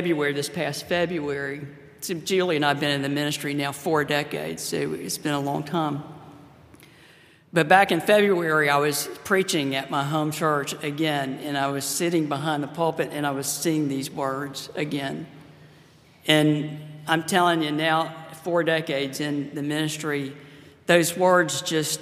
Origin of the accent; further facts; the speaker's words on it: Pensacola, Florida, United States; I grew up in Pensacola, Florida. That's my my hometown, my home state